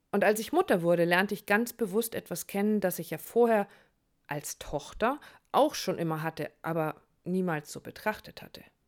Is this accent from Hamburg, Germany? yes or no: yes; Hamburg, Germany; meine Heimat Hamburg